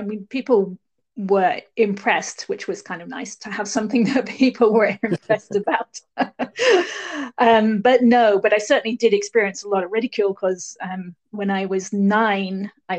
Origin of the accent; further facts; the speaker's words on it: England, United Kingdom; also born or lived in Barbados / Sierra Leone / Hong Kong / Bahrain; I grew up in England, but I also lived in several other countries. I lived in Barbados for a little while, and then Sierra Leone in West Africa, and then in Hong Kong, and then in Bahrain.